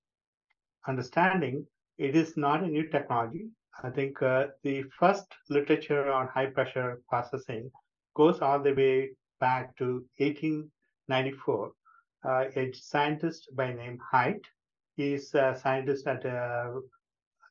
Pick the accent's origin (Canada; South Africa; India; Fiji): India; moved away as an adult; also born or lived in Thailand / Georgia, United States; now in Columbus, United States; I'm originally from India